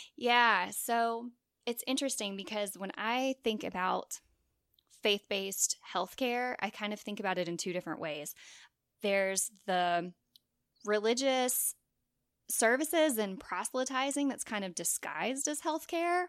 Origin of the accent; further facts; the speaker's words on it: Long Beach, Mississippi, United States; my hometown of Long Beach, Mississippi